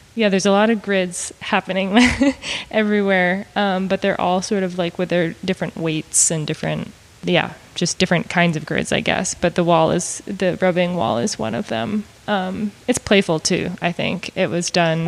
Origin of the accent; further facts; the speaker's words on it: Maine, United States; moved away as an adult; also born or lived in Montana / Austin, Texas; now in Missouri, United States; I moved here from Maine, where I'm originally from